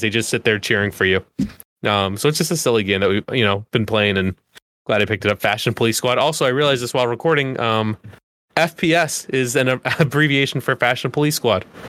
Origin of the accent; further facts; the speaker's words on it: Boston, Massachusetts, United States; as a Bostonian